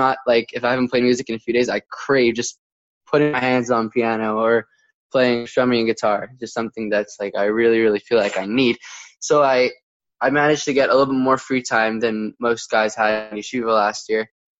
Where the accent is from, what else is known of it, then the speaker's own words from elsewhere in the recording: New York, United States; Upstate New York.